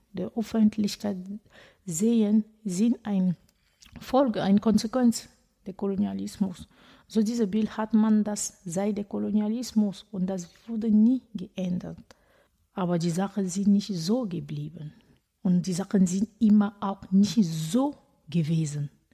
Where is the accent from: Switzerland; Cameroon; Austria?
Cameroon; German is a second language; now in Hamm, Germany; Ich komme ursprünglich aus Kamerun